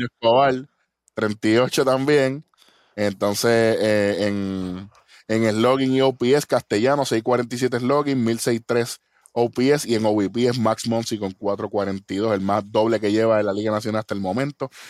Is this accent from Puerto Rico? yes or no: yes; Puerto Rico; somos de Puerto Rico